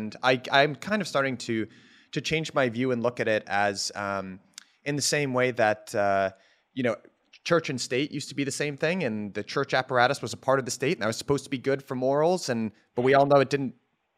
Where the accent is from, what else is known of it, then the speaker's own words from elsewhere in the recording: United States; I'm 20 years old. I'm an American.